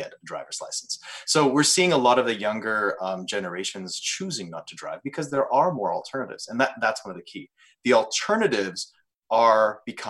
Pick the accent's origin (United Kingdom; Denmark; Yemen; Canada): Canada; we are Canadian and part of North America